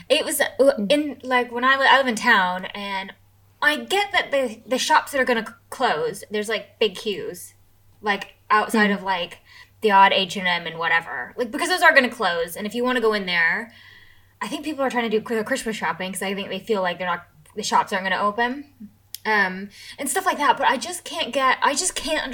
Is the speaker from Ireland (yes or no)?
no; United States; I'm American.